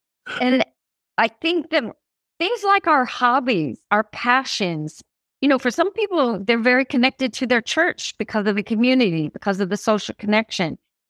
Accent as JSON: {"language": "English", "region": "Midwest", "country": "United States", "tie": "born or raised there", "said": "And, you know, something maybe growing up in the Midwest, a small town, you know, seeing father with teens, all this kind of feeling"}